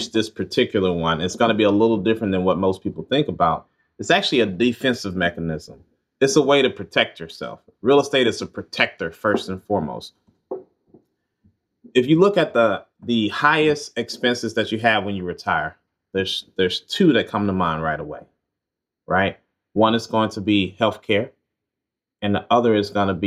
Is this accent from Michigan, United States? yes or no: no; Mississippi, United States; moved away; we're both from Mississippi